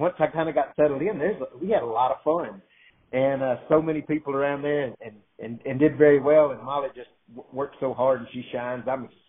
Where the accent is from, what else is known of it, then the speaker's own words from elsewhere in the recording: South Mississippi, United States; now in Wharton, United States; I grew up in South Mississippi around 4-H and FFA shows, and then the open shows and the Brahmins.